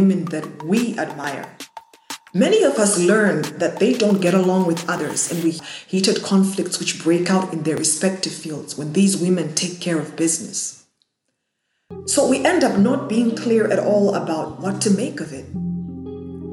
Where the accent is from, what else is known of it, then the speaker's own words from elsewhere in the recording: Zimbabwe; I come from Zimbabwe